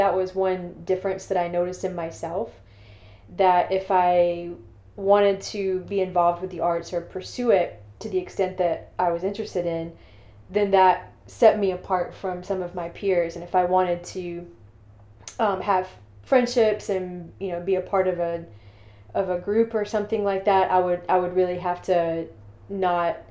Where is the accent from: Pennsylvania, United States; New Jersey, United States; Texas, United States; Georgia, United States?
Georgia, United States; Thomson; also born or lived in Augusta, Georgia; I was born in St. Joseph's Hospital in Augusta, Georgia. But I grew up in Thompson, which is about 30 minutes away from where I was actually